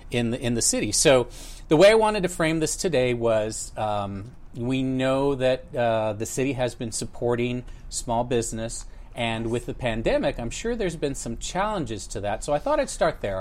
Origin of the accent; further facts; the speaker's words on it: Texas, United States; also born or lived in El Paso, Texas / Houston, Texas; I'm Texan.